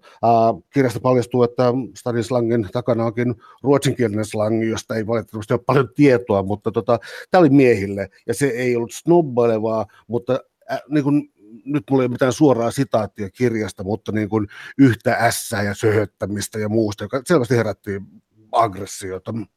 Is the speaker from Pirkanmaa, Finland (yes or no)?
no; Helsinki, Uusimaa, Finland; mä olen syntynyt Helsingissä